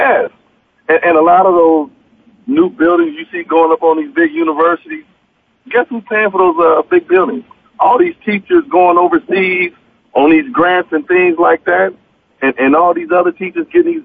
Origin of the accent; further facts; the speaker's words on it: San Diego, California, United States; I'm from San Diego